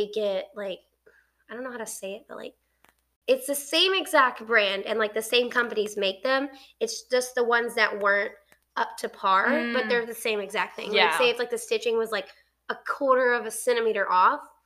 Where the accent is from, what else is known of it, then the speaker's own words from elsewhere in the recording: United States; I'm American